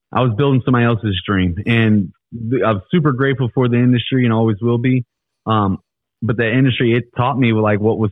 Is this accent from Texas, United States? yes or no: no; Ferguson, Missouri, United States; I'm from Ferguson.